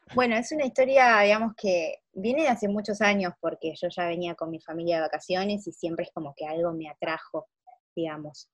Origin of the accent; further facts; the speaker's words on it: Argentina; moved away; yo extraño bastante muchas cosas de Argentina